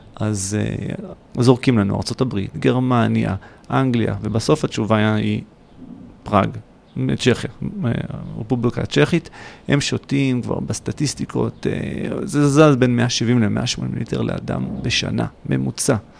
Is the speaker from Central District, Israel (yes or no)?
yes; Kfar Saba, Central District, Israel; also born or lived in Hod HaSharon; now in Beersheba, Israel; נולדתי להוד השרון, אבל זה עד גיל ארבע. ובארבע היה פשוט לחצות את הכביש לעיר כפר סבא ליד. אה, שם היה רוב הנעורים